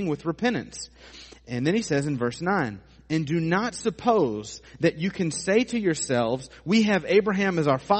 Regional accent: United States; we as American Christians

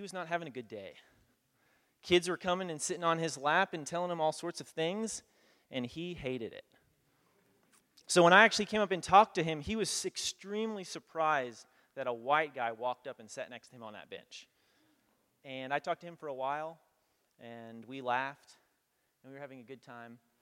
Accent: United States; also born or lived in Kenya; as a kid growing up in America

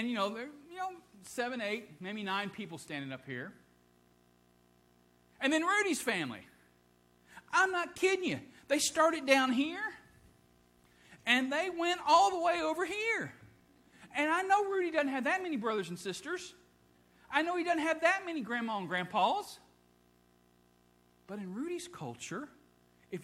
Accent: Ohio, United States; moved away; I grew up in Ohio

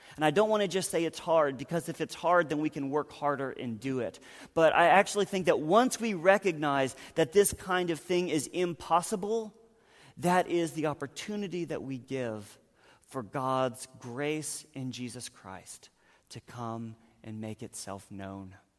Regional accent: North Carolina, United States; moved away; I'm from North Carolina

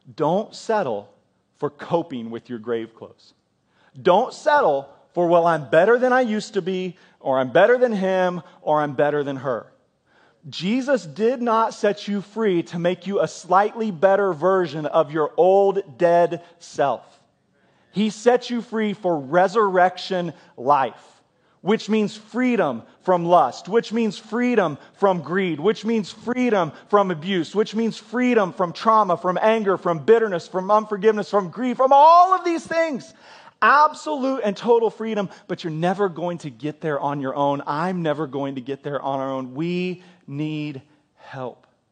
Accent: United States; as American Christians

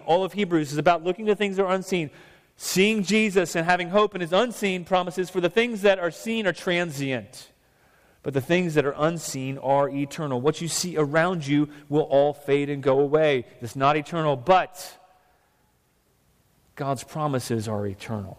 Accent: United States; also born or lived in Vancouver, Canada; I was born in the United States. My parents were too. I'm a citizen here

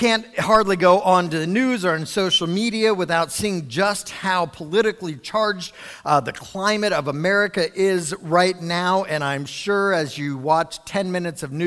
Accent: United States

